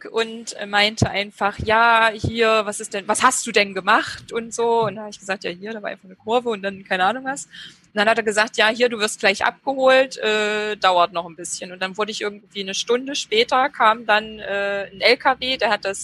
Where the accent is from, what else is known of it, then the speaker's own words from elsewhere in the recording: Gotha, Thuringia, Germany; Ich komme aus Gotha ursprünglich.